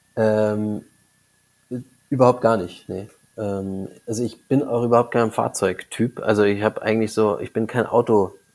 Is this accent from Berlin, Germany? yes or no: no; Munich, Bavaria, Germany; komme aus München, also ich bin im Landkreis München aufgewachsen, in München geboren